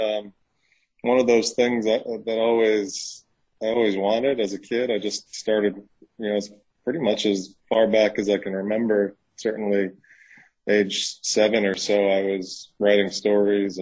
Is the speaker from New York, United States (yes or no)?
yes; New York, United States; now in Mississippi, United States; I'm from New York, but I live in Mississippi